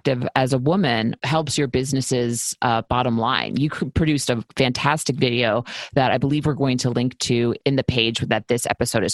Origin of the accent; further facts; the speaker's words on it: New York, United States; now in Los Angeles, United States; I'm from New York and I had a family mechanic that I went to forever